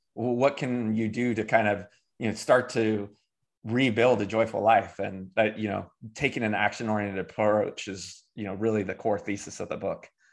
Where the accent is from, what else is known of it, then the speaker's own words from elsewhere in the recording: Davis, California, United States; now in Greensboro, United States; I grew up in Davis, California